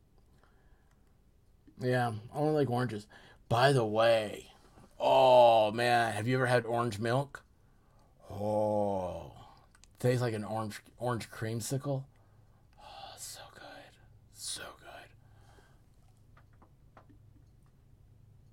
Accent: United States; as an American

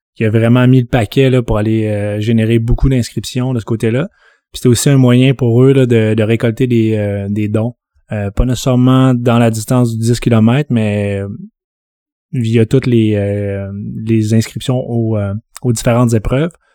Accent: Saguenay, Quebec, Canada; moved away as an adult; now in Montreal, Canada; je viens de Jonquière, donc Ville-Saguenay, arrondissement Jonquière, secteur Konogami. je suis arrivé à Montréal à 18 ans

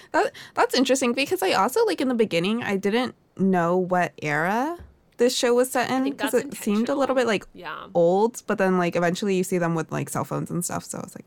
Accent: United States; as an American

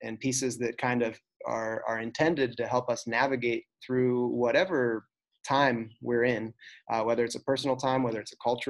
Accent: United States; I was born in the United States.

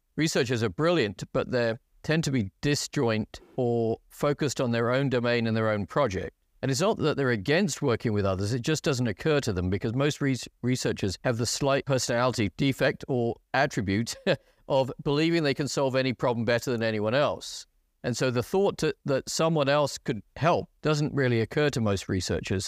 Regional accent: England, United Kingdom; moved away as an adult; also born or lived in United States; I fell in the English quota

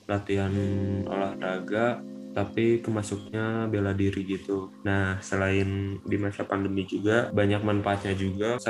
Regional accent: Bandung, West Java, Indonesia; Asalnya dari Bandung.

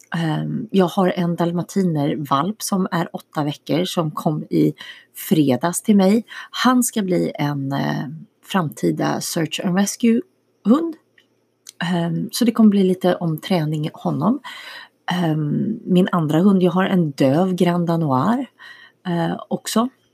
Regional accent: Danderyd, Stockholm County, Sweden; moved away as an adult; also born or lived in Miami / Switzerland / Vetlanda / Sjöbo, Skåne; now in Texas, United States; jag är uppvuxen i Stockholm, eh, norr om Stockholm, i Danderyd

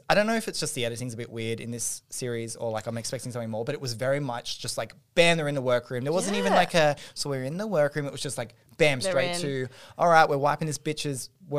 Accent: Australia; We're Australian

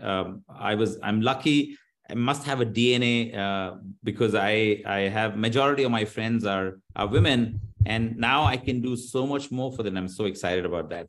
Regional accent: Bangalore, Karnataka, India; I'm from India, I'm from Bangalore, we are all techies

